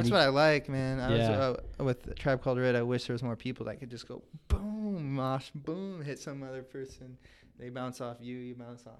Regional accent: Tulalip, Washington, United States; also born or lived in Pullman / Bellingham; now in Seattle, United States; enrolled Tulalip First. Grew up Tulalip, so lived on the res until I was 18.

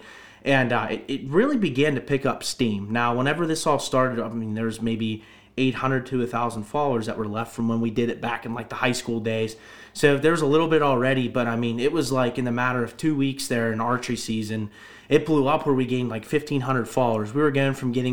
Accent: Butler County, Pennsylvania, United States; I'm from Butler County, born and raised.

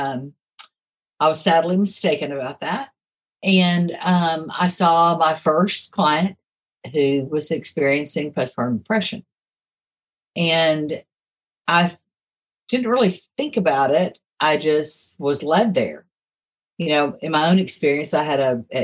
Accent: Houston, Texas, United States; moved away; also born or lived in Augusta, Arkansas / Little Rock, Arkansas; I was raised in Houston, Texas

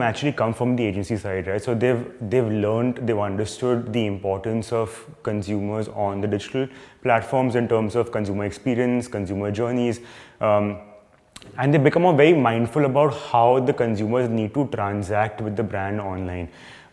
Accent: Mumbai, Maharashtra, India; also born or lived in Gurgaon; I'm being from Bombay

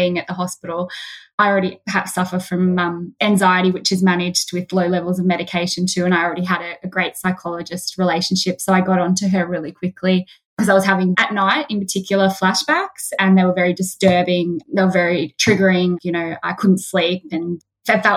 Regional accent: Macedon Ranges, Victoria, Australia; we're from Macedon Ranges

